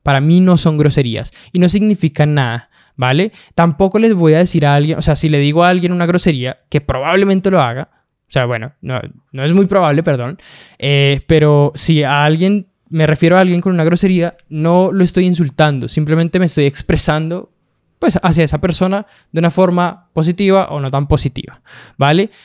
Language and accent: Spanish; Bogotá, Colombia; now in Santiago, Chile; nací en Colombia, nací en Bogotá, Colombia.